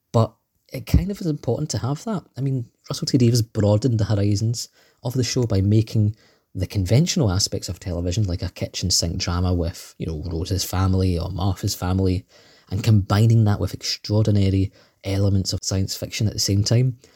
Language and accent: English; Scotland, United Kingdom; as you may tell from my dulcet tones. I am indeed from Scotland too.